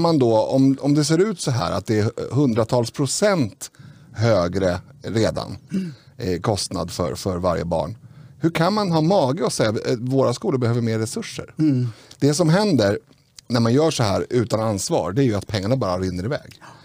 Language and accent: Swedish; Stockholm, Stockholm County, Sweden; jag är född i Rinkeby